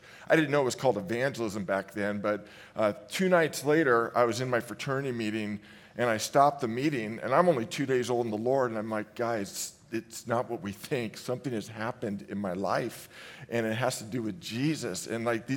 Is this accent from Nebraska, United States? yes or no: no; San Francisco Bay Area, California, United States; I hail from the San Francisco Bay Area